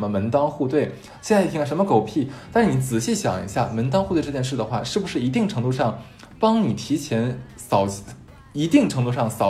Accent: Northeast China, China; 就像我们东北人特别想给别别的地方人展示吃蚕蛹这件事儿

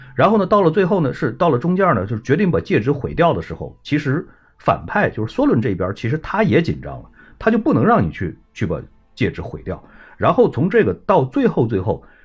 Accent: China; 我们中国人的这种传统的这种观念

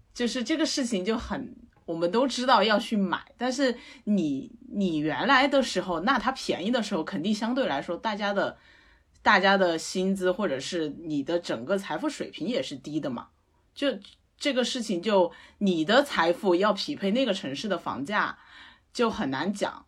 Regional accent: Sichuan, China; moved away; 我是四川人

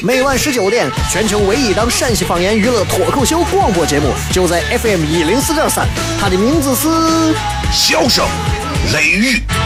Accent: Xi'an, Shaanxi, China; accent: Xi'an dialect; 我们西安人说话啥时候粗鲁了？

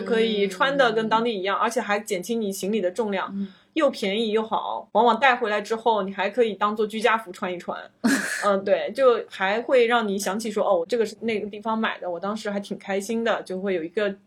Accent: China; 我们中国人是需要签证的

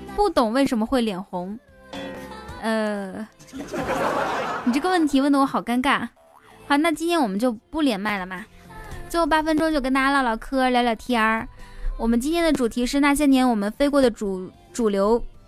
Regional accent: Kaifeng, Henan, China; 开封哦，开封。哎，巧了，我也是开封的

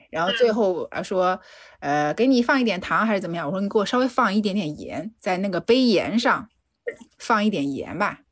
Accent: Shanghai, China; 我从上海来的

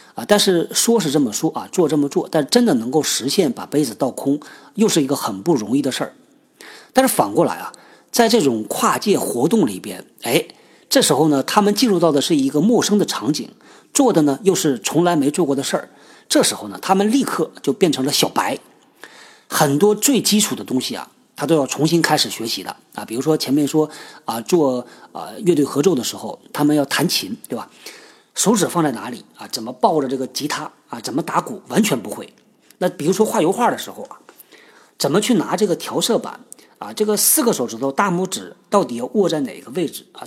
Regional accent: China; 我们中国人呢，就有这传统

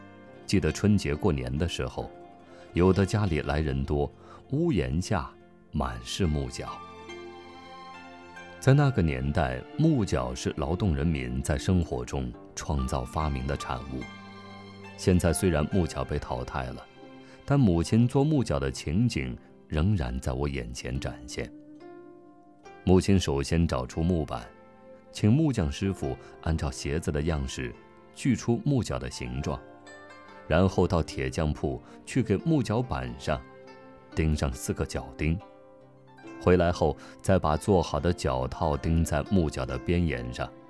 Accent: Zhuhe, Hubei, China; 我的故乡是洪湖岸边的朱河镇，镇上有一条长长的老街。

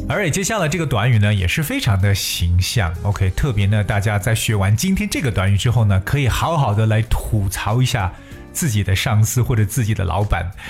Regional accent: China; 我们中国人常讲三百六十五行，行行出状元

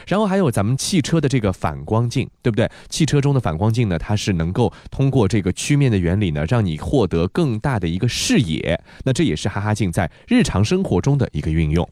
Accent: Shanghai, China; 大世界不光是咱们上海人喜欢去的一个地方

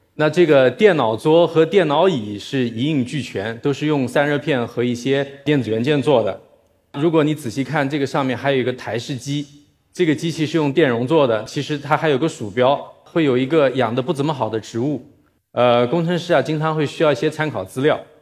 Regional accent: Nanjing, Jiangsu, China; moved away as an adult; also born or lived in Shanghai; 我是一个南京人，我在上海工作生活过十七年

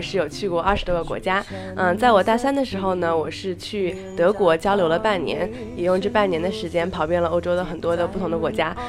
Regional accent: China; moved away as an adult; now in United States; 我是中国人

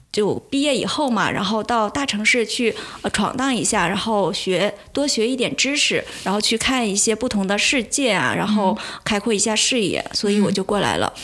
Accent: Northeast China, China; now in Shanghai, China; 我是东北人

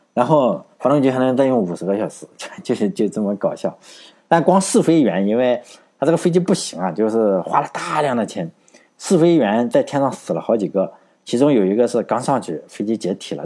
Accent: Laiwu, Shandong, China; 我老家山东莱芜

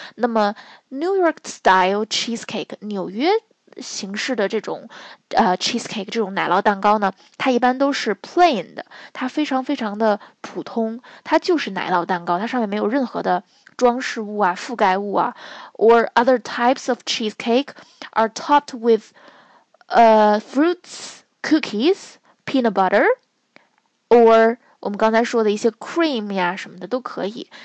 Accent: northern China, China; 我们，呃，北方人

